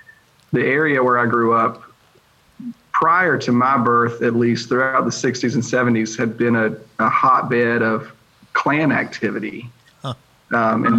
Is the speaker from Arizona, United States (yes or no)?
no; eastern North Carolina, United States; moved away as an adult; now in Louisiana, United States; I grew up in North Carolina, very rural area, eastern part of the state, fundamentalist Baptist background.